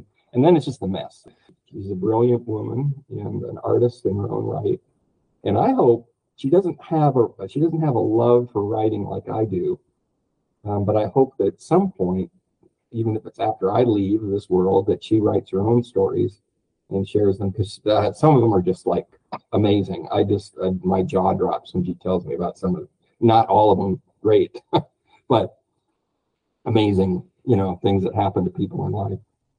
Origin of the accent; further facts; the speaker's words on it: United States; Because as an American, statistically, we move every 5 years, even if it's just in the same city.